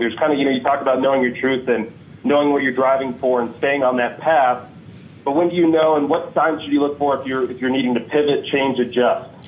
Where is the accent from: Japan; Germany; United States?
United States; Denver, Colorado; I'm from Denver, Colorado.